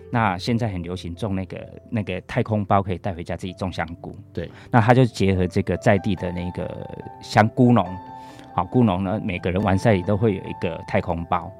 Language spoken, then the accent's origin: Chinese; Taichung, Taiwan; 我是台中人